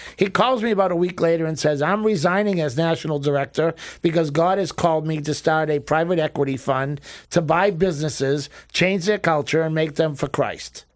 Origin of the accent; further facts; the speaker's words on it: Boston, Massachusetts, United States; now in Florida, United States; We grew up in Boston as Irish Italian Catholics